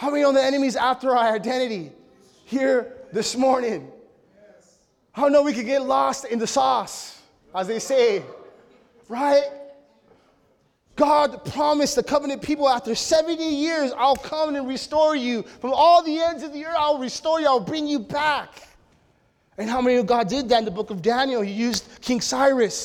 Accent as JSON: {"language": "English", "country": "Mexico", "said": "my culture as a Mexican, we're prideful"}